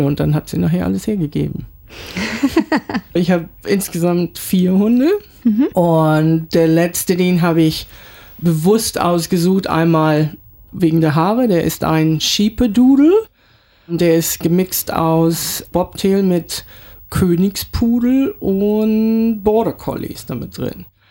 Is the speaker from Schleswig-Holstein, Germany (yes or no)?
yes; Kiel, Schleswig-Holstein, Germany; moved away as an adult; also born or lived in Yeppoon, Australia; now in Brisbane, Australia; ich bin ursprünglich aus Kiel